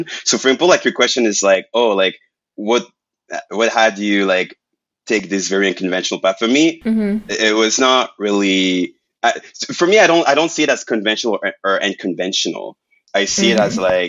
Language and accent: English; Montreal, Quebec, Canada; first language French; English is a second language; moved away; I'm from Quebec. So, like, I'm from Montreal. Mm-hmm. And, like, I was born and raised, like, French.